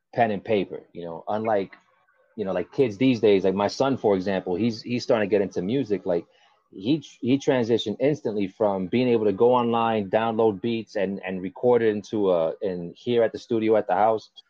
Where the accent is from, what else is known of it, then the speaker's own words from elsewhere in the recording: Kendall, Florida, United States; also born or lived in New York; where I grew up here in Kendall